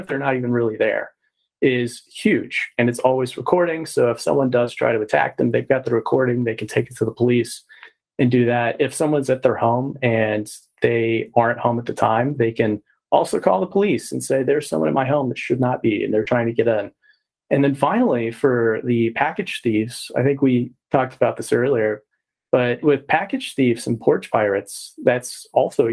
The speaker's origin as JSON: {"language": "English", "region": "Texas", "country": "United States", "said": "I'm from Texas as well"}